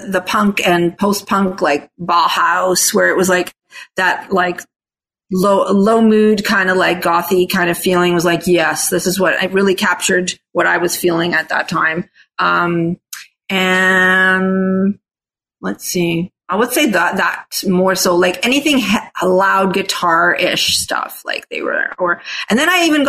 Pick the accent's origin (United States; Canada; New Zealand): Canada; Toronto, Ontario; first language Italian; English is a second language; also born or lived in Australia; I actually was born in Australia. They had me, they had got married there, had me moved to Canada, Toronto specifically